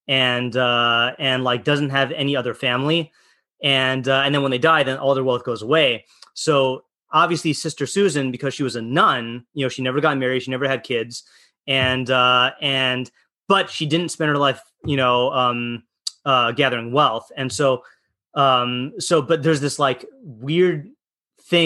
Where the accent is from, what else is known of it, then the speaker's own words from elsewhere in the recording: Hawaii, United States; I was born in Hawaii and my mom was born in Hawaii